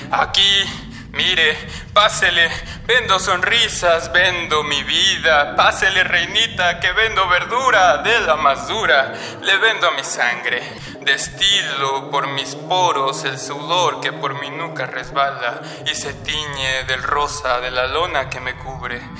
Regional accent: Iztapalapa, Mexico City, Mexico; born there; Tengo 22 años y nací en Iztapalapa, aquí en, en la Ciudad de México.

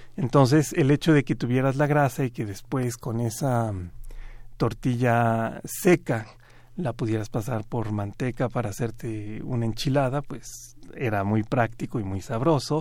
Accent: Mexico

